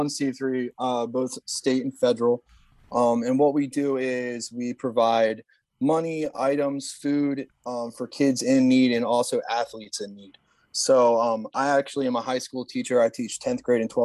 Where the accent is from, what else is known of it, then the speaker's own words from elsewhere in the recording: Delaware, United States; also born or lived in Salisbury, Maryland; my home state of Delaware